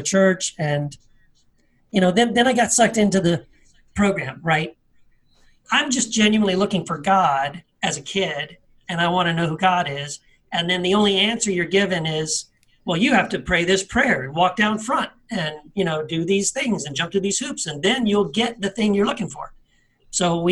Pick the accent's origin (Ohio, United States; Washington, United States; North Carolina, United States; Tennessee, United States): Tennessee, United States; I was born in Tennessee, a small town of Tennessee